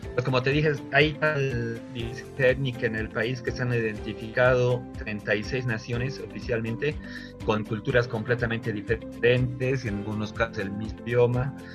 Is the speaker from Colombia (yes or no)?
no; Bolivia; como bolivianos